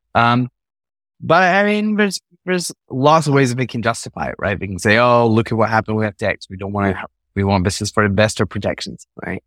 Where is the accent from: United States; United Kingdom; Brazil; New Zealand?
United Kingdom; Scotland; I was born in Scotland, grew up there